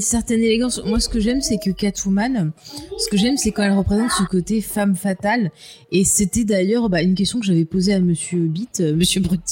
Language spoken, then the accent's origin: French; France; chez nous en France